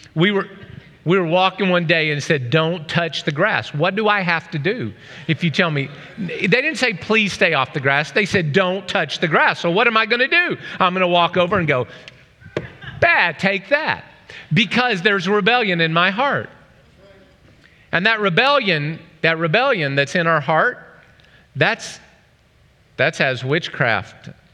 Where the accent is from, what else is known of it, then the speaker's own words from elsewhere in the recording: Oklahoma, United States; I'm from Oklahoma